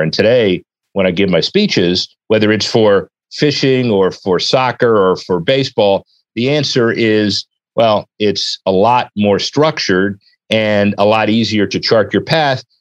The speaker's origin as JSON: {"language": "English", "town": "Miami", "region": "Florida", "country": "United States", "tie": "born or raised there", "said": "I grew up in Miami"}